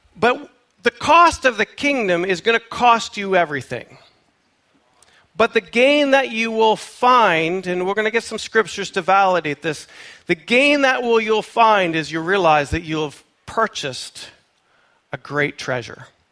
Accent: Canada; moved away; I am a Canadian, born and raised

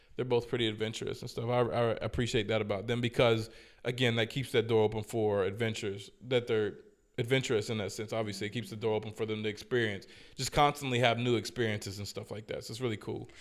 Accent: United States; moved away as an adult; I was raised in the States

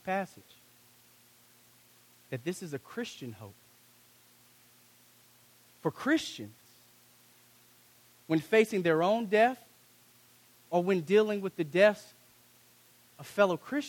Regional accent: United States; I'm African American

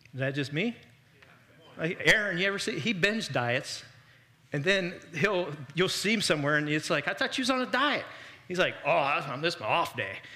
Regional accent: Miami Valley, Ohio, United States; we're from the Miami Valley

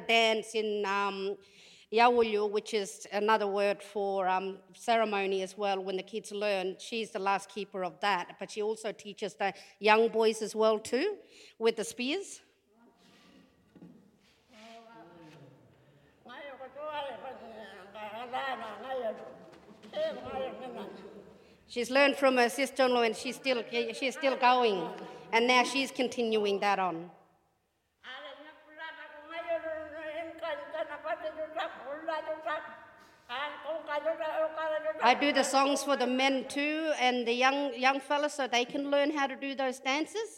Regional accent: Papunya, Northern Territory, Australia; I'm from Papanya, I live in Papanya

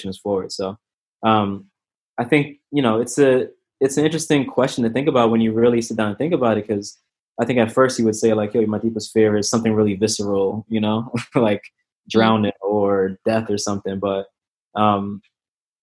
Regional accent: New York City, New York, United States; I'm from New York

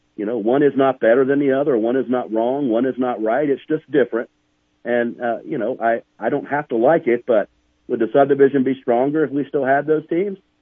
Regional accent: Charleston, South Carolina, United States; born or raised there; now in Montana, United States

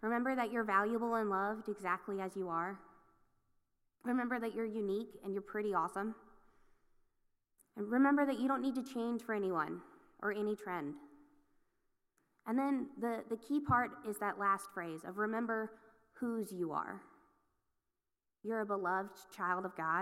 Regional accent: Acworth, Georgia, United States; I grew up in Ackworth, Georgia

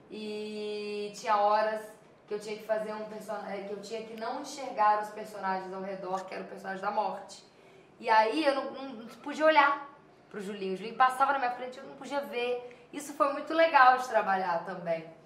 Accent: Minas Gerais, Brazil; no sotaque, né? Um pouco, um tonzinho, mas é, essa coisa mesmo de Minas, que eu vivi a vida toda

